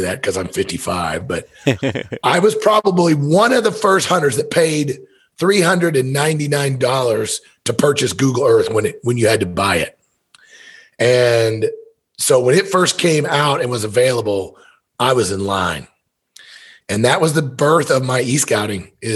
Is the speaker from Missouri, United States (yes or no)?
yes; Missouri, United States; I was born and raised in Missouri